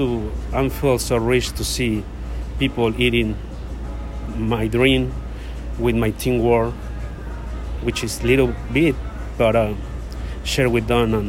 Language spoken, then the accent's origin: English; Mexico City, Mexico; English is a second language; moved away as an adult; now in New York City, United States; I come from Mexico City. I grew up around food.